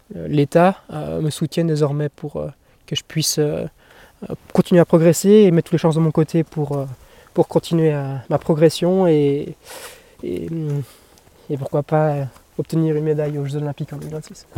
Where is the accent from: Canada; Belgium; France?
Belgium; en tant que belge